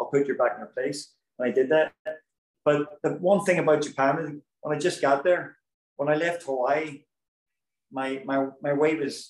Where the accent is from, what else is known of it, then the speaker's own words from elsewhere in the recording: Belfast, Northern Ireland, United Kingdom; moved away as an adult; now in United States; I'm from Belfast